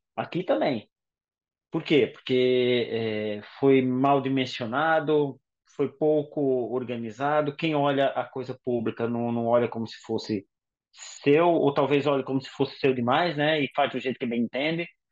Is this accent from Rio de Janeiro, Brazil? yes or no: no; Paraíba, Brazil; also born or lived in São Paulo; now in Portugal; eu que sou da Paraíba, saí da Paraíba para São Paulo e o meu choque cultural, digamos assim, foi muito maior do que vim morar para Portugal